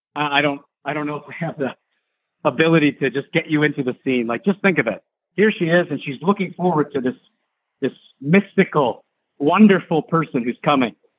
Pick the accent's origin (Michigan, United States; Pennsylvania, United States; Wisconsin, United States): Michigan, United States; I'm from Michigan